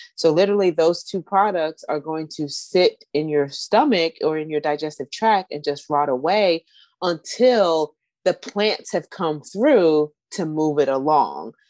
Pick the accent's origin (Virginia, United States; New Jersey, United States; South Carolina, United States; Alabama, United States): Virginia, United States; Northern; moved away; also born or lived in Southeast Washington, D.C.; I grew up in Northern Virginia.